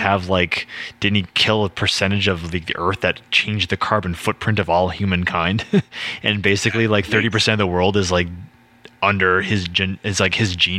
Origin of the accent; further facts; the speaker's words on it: Canada; We're Canadian.